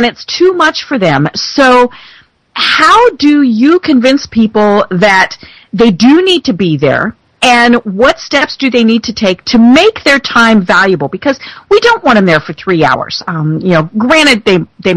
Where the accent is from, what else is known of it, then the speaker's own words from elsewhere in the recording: Colorado, United States; I'm from Colorado